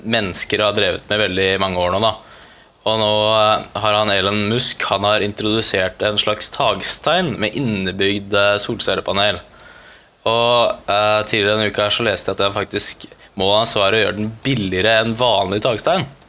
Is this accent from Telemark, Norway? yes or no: yes; Porsgrunn, Telemark, Norway; hjemme der vi kommer fra, i Porsgrunn